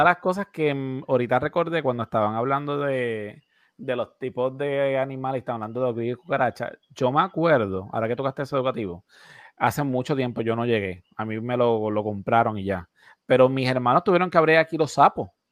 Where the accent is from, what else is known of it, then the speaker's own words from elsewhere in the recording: Puerto Rico; nosotros siendo un territorio americano, ¿verdad? nosotros aquí en Puerto Rico